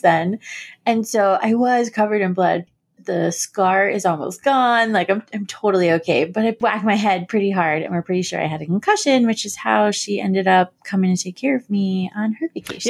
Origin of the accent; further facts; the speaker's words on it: Florida, United States; moved away; when I was growing up in Florida